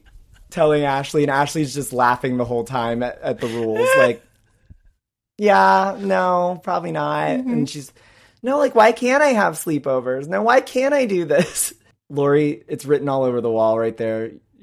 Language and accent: English; Peru; English is a second language; And saying that because I'm from Peru, I don't understand things?